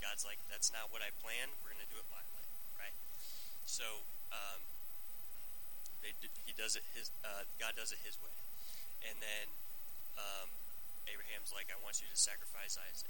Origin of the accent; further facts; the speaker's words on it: Gretna, United States; I grew up in Gretna, Class A, so the high school youth group that I had was like 10 people